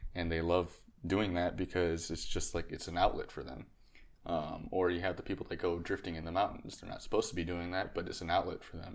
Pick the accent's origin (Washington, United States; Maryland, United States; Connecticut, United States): Connecticut, United States; moved away as an adult; also born or lived in Texas; I was originally from Connecticut, so I moved the car down to Texas